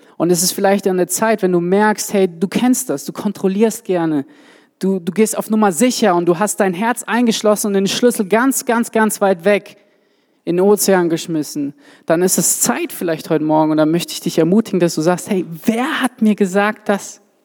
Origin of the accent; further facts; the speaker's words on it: Swabia, Germany; Ich komme ja aus dem Schwabenland